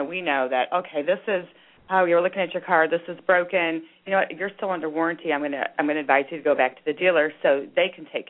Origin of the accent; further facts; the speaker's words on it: Illinois, United States; now in Florida, United States; I'm from Illinois